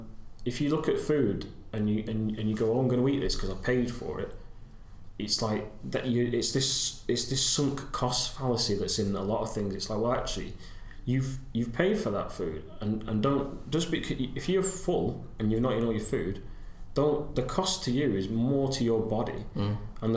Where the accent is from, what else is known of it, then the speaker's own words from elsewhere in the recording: United Kingdom; I'm so British